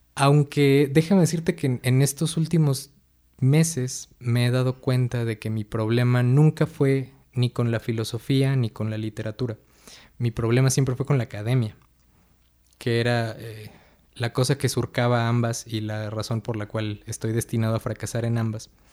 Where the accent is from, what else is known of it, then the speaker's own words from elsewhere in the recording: Atizapán de Zaragoza, State of Mexico, Mexico; also born or lived in Villa del Carbón; Pues yo nací en el Estado de México, somos eh, vecinos del municipio de Atizapán de Zaragoza. Eh, aquí crecí la, mayor parte de mi vida